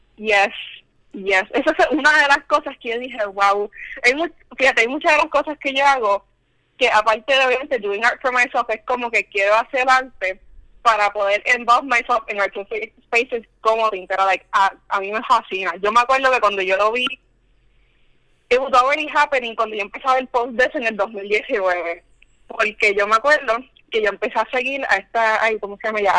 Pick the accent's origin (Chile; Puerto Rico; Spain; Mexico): Puerto Rico; Río Grande; yo soy de Río Grande